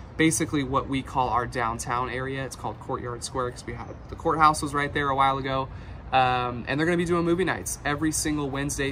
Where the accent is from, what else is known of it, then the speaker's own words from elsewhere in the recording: Santa Rosa, California, United States; growing up in Santa Rosa